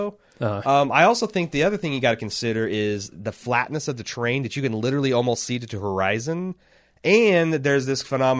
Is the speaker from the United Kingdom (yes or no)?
yes; United Kingdom; Now, I'm a Brit, and being this being a tiny place, as it were